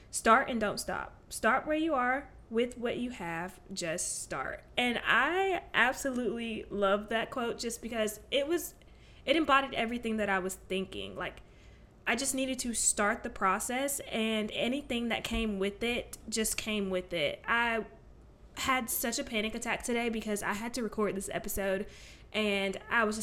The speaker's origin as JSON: {"language": "English", "region": "Alabama", "country": "United States", "said": "I am from Alabama."}